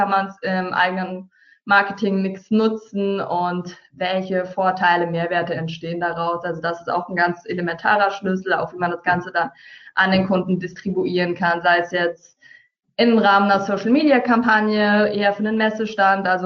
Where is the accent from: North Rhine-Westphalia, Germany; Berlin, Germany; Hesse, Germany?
Hesse, Germany; now in Hamburg, Germany; Wie gesagt, ursprünglich komme ich aus dem Taunus, bin dann anschließend nach Hamburg gekommen, um hier eine Ausbildung zur Medienkauffrau zu machen.